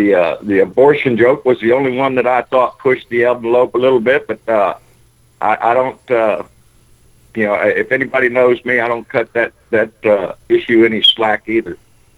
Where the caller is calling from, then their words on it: South Texas, United States; I'm calling from South Texas.